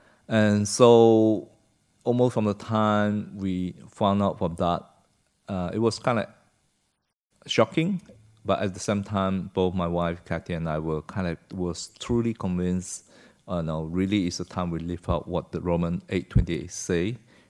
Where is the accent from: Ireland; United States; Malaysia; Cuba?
Malaysia; Yeah, I came from Malaysia, was born there in the 60s, and my parents came from China, from a place called Santou, near Santou.